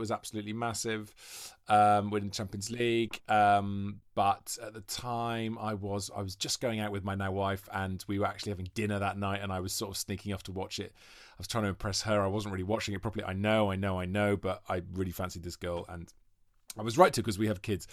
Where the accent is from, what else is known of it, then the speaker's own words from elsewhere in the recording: Welsh, Wales, United Kingdom; now in London, United Kingdom; I'm Welsh